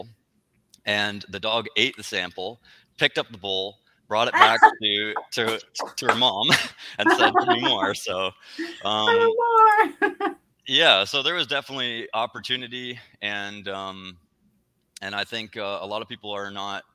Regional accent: Canada; moved away as an adult; now in United States; So we're originally from Canada

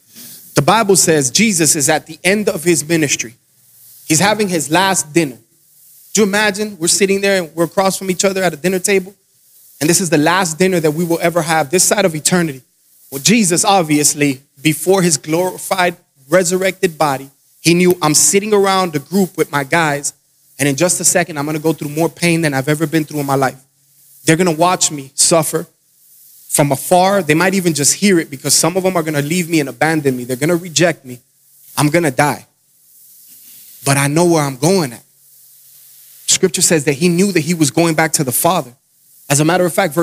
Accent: Miami, Florida, United States; moved away as an adult; I'm from Miami, Florida.

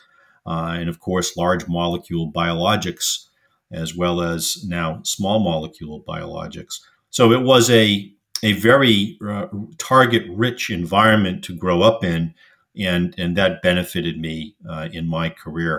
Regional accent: Boston, Massachusetts, United States; I was born and raised in Boston, Massachusetts.

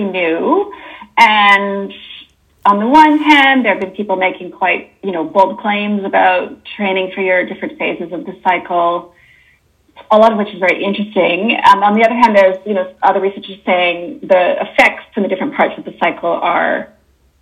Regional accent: Canada; accent: Canadian; moved away as an adult; also born or lived in Toronto, Canada / Sydney, Australia; now in New Zealand; as you can probably hear from my accent, I'm Canadian

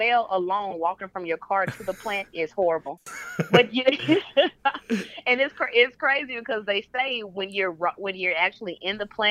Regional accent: Pine Bluff, Arkansas, United States; moved away as an adult; now in Dallas, United States; I was born and raised in Pine Bluff, Arkansas, population of about 2.

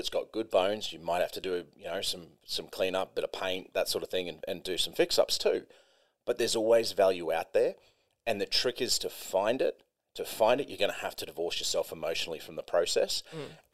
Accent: New Zealand; I grew up in New Zealand

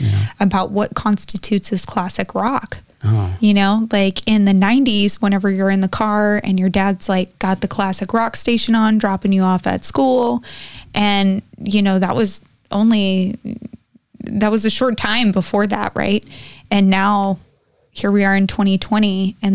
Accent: Texas, United States; I'm from Texas

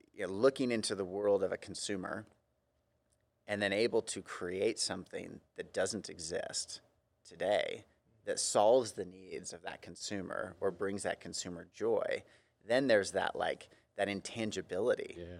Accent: Central Coast, California, United States; my family for generations is from California, uh, mostly Southern, but I grew up in Central Coast

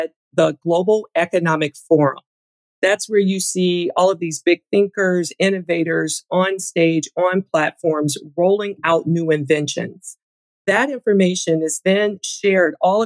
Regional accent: Michigan, United States; I grew up in Michigan.

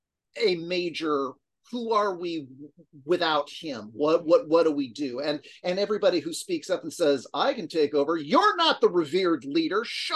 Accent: United States; as an American

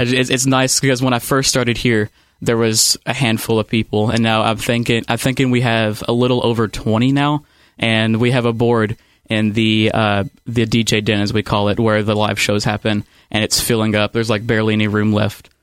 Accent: Ohio County, Kentucky, United States; I grew up in Ohio County, Kentucky, so it's about a county over

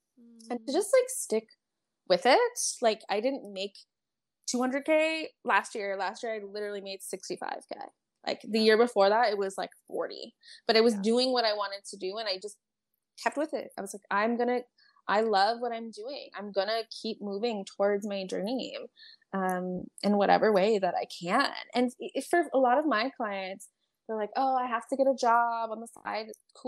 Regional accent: California, United States; So I grew up in California. I just moved so much.

